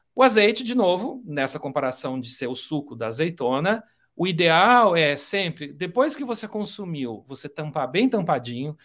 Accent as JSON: {"language": "Portuguese", "country": "Brazil", "said": "como brasileiro"}